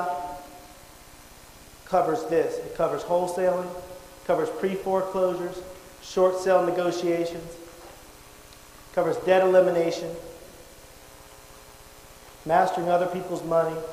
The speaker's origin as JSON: {"language": "English", "town": "Charlotte", "region": "North Carolina", "country": "United States", "said": "I'm originally from Charlotte, North Carolina."}